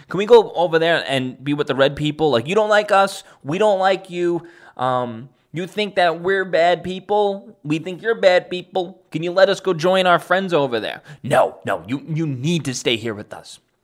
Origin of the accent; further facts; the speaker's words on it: New York City, New York, United States; My hometown in Staten Island